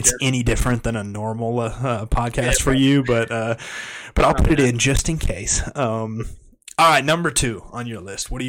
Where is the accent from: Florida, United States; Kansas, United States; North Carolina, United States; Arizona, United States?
Kansas, United States; I grew up in Kansas